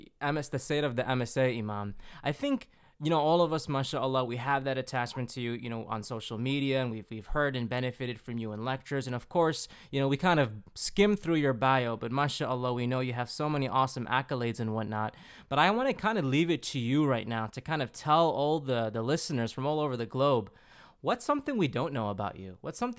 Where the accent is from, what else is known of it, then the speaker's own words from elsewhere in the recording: Chicago, Illinois, United States; I'm from Chicago